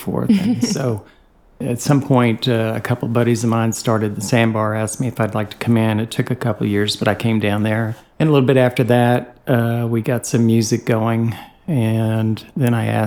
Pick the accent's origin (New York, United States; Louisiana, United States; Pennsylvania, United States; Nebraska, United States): New York, United States; Long Island; moved away as an adult; also born or lived in Nashville, Tennessee; now in Chattanooga, United States; I'm from Long Island, New York originally.